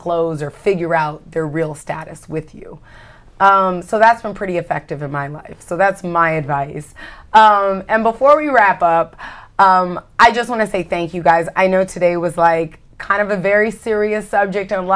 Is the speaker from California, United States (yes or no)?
yes; California, United States; I'm a girl from California